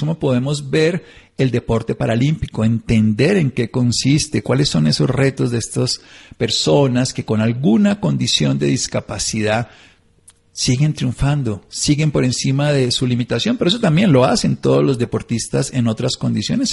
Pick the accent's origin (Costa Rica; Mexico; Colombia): Colombia; me siento colombiano